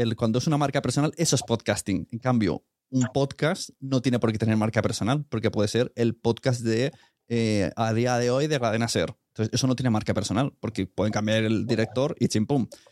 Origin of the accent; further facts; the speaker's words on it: Catalonia, Spain; como catalán